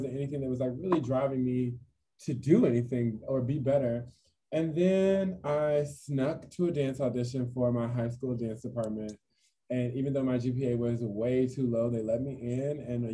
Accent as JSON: {"language": "English", "town": "Richmond", "region": "Virginia", "country": "United States", "also_born_or_lived": "North Carolina", "moved": "yes", "lives_now": "Brooklyn, United States", "said": "I'm originally from Virginia, Richmond, Virginia"}